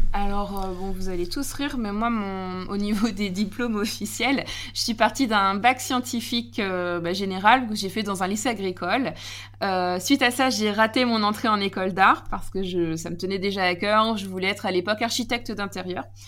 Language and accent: French; Normandy, France; je suis une Normande